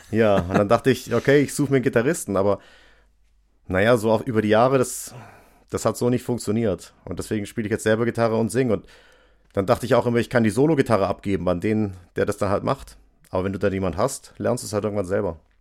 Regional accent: Stuttgart, Baden-Württemberg, Germany; also born or lived in Göppingen; ich komme aus Stuttgart und ich wohne jetzt bei Göppingen auf dem Dorf

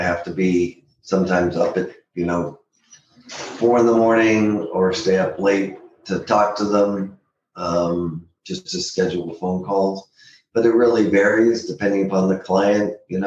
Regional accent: San Diego, California, United States; also born or lived in Boston, Massachusetts / Los Angeles / Washington, District of Columbia, United States; I'm a native San Diegan

